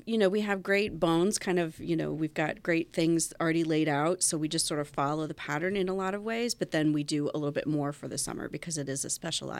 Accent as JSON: {"language": "English", "town": "Winchester", "region": "Virginia", "country": "United States", "tie": "born or raised there", "said": "Well, I'm actually from Winchester originally."}